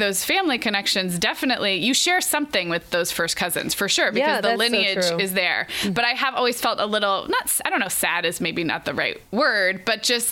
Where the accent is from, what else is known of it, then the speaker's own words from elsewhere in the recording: California, United States; also born or lived in Oregon; We moved from Oregon to California when I was 5.